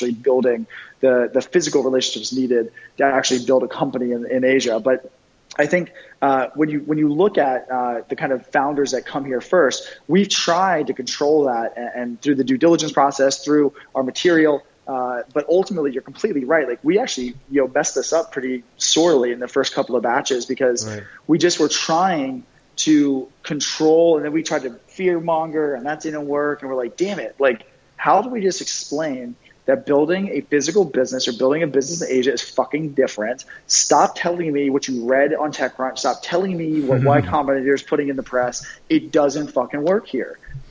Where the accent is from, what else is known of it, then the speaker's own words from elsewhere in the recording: East Coast, United States; I mean, I grew up in the East Coast, very blue collar.